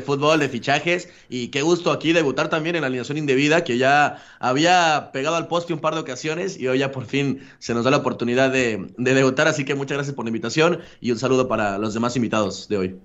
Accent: Mexico; Voy a seguir viviendo como mexicano

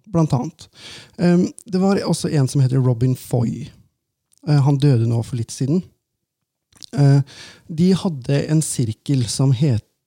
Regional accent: Valdres, Innlandet, Norway; moved away; vi snakker ganske bredt der oppe, for jeg er jo fra Valdres

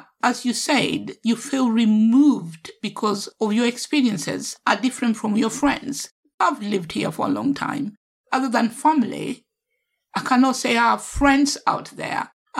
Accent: Kenya; now in United Kingdom; I can never say that I'm not Kenyan because I was born in Kenya first.

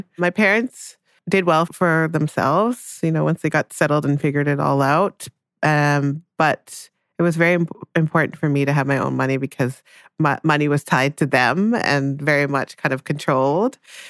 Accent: Jamaica; born there; I was born in Jamaica.

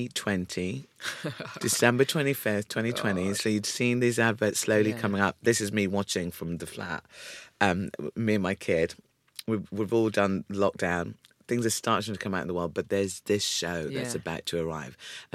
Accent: Ipswich, East of England, United Kingdom; also born or lived in South Africa (heritage); my saving grace growing up in Ipswich and Felix, there was the Wolsey Youth Theatre.

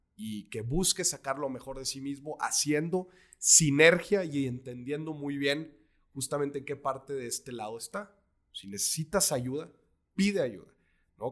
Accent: Mexico; A nosotros los mexicanos

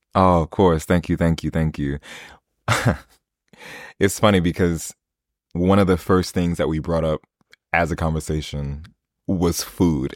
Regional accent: United States; moved away as an adult; now in London, United Kingdom; I always expect to be the only American in the room, especially the only black American in the room

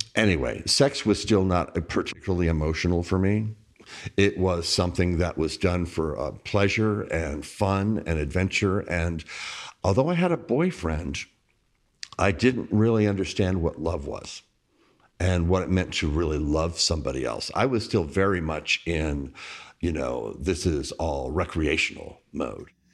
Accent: Bossier City, Louisiana, United States; also born or lived in New Orleans; I was a young, gay kid growing up in Bossier City, Louisiana

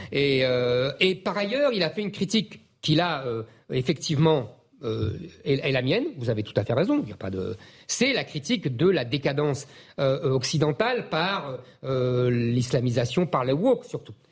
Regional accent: France; nous, on est français

